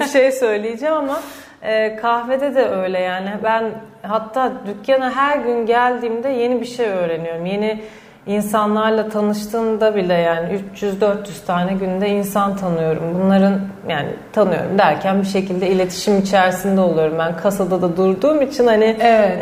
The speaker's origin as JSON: {"language": "Turkish", "region": "Istanbul", "country": "Turkey", "tie": "born or raised there", "said": "benim çocukluğum da zaten Eminönü'nde geçti."}